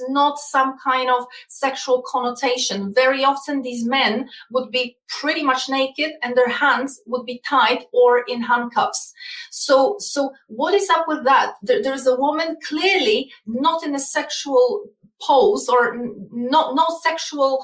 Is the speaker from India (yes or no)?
no; Poland; English is a second language; moved away; I come from Eastern Europe. I come from Poland specifically